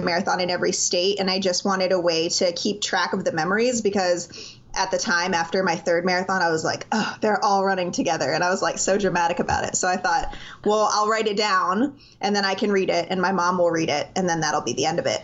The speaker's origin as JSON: {"language": "English", "town": "Miami", "region": "Florida", "country": "United States", "tie": "born or raised there", "moved": "yes", "lives_now": "Greenville, United States", "said": "I was born and raised in South Florida, so shout out to all my Miami people out there."}